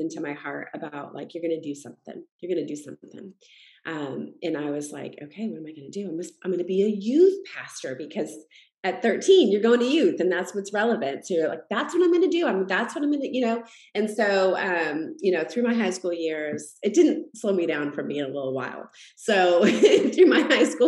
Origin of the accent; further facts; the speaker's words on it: Massachusetts, United States; I grew up in Massachusetts